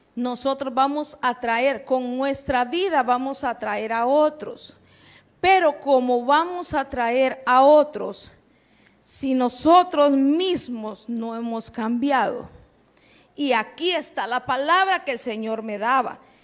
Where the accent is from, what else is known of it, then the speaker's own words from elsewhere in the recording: Honduras; accent: catracho; en buen catracho